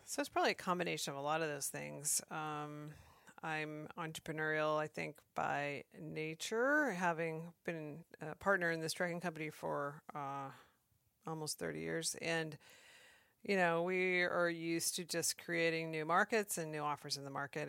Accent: Maine, United States; moved away as an adult; now in Alaska, United States; I grew up in Maine and moved to Alaska right out of college

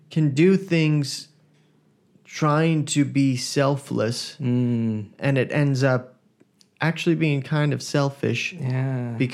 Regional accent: Sydney, New South Wales, Australia; I grew up in Sydney, yes.

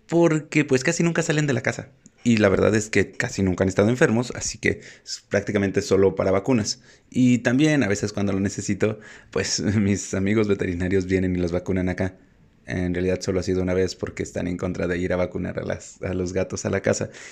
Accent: Mexico; en México tenemos que llevar a los gatos al veterinario

